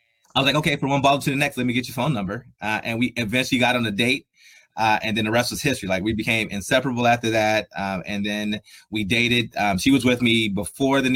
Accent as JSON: {"language": "English", "town": "Columbus", "region": "Ohio", "country": "United States", "tie": "born or raised there", "also_born_or_lived": "Buffalo", "moved": "as an adult", "said": "I'm from Columbus, Ohio. So I'm a Buckeye through and through, born and raised there."}